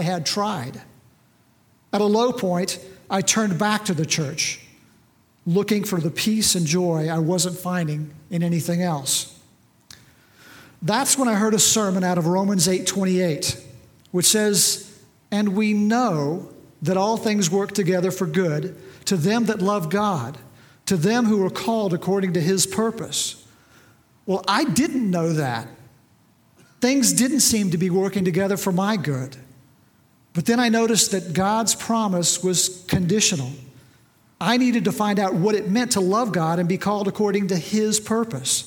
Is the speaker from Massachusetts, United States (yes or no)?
no; near Bartlesville, Oklahoma, United States; also born or lived in West Texas; I had a fairly typical upbringing right here in Oklahoma on a farm not too far from Bartlesville